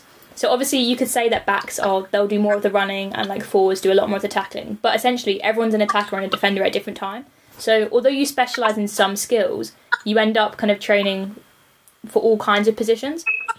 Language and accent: English; London, United Kingdom; moved away as an adult; I'm from South London.